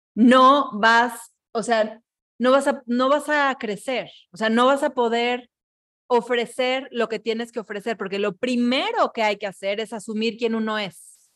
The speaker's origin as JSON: {"language": "Spanish", "country": "Mexico", "said": "yo misma estoy siendo una mexicana más"}